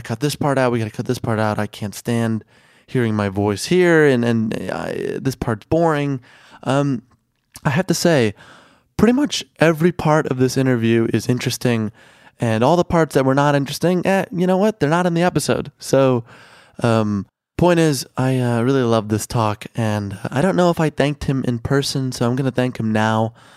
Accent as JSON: {"language": "English", "town": "Chicago", "region": "Illinois", "country": "United States", "tie": "born or raised there", "also_born_or_lived": "Mexico", "said": "I grew up in Chicago"}